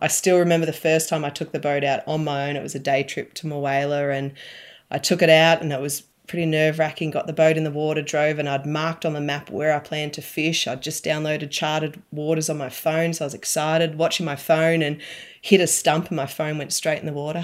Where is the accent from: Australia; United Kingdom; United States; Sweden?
Australia; Alexandra, Victoria; also born or lived in Beechworth; I grew up in Alexandra, so near Lake